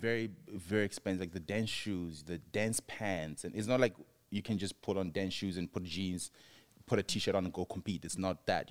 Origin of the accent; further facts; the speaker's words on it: Mabopane, Gauteng, South Africa; moved away as an adult; also born or lived in Johannesburg, South Africa; now in United States; Pretoria to Mapupane, where I'm from, where my parents raised me